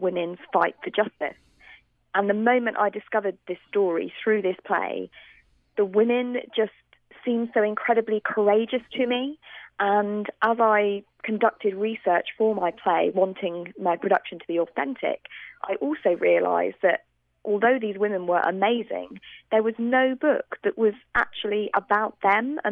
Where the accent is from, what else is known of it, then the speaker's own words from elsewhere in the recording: United Kingdom; accent: British; You can probably hear from my accent that I'm British